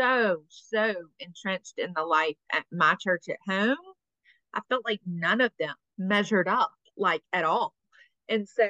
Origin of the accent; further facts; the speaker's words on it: Mobile, Alabama, United States; I'm from Mobile.